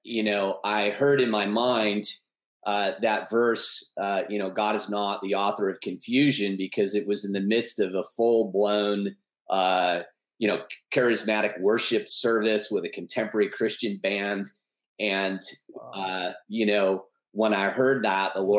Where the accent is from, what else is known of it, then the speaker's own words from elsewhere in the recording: Newport Beach, California, United States; I'm originally from Newport Beach, California, born and raised